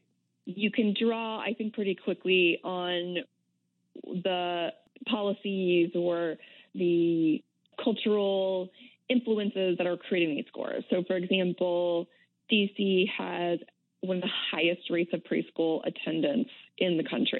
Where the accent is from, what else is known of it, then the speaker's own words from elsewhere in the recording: San Diego, California, United States; I happen to have been born, so I'm from San Diego